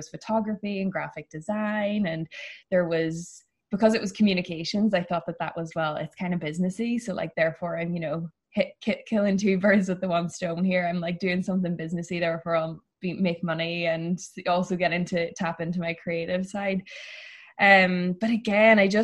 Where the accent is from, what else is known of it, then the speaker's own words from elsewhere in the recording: Ireland; moved away as an adult; now in San Francisco, United States; I grew up in a pretty small town in Ireland